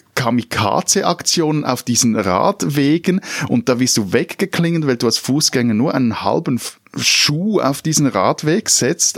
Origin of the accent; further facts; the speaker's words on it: Switzerland; als Schweizer